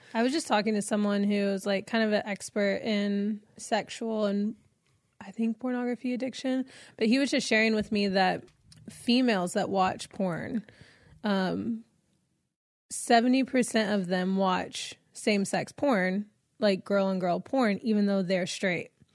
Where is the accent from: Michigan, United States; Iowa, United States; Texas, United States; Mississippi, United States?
Texas, United States; moved away as an adult; now in Los Angeles, United States; I'm from Texas